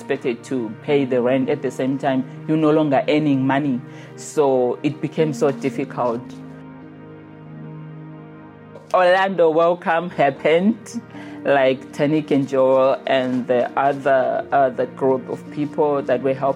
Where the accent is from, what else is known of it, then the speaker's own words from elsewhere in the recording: Zimbabwe; moved away as an adult; I'm from Zimbabwe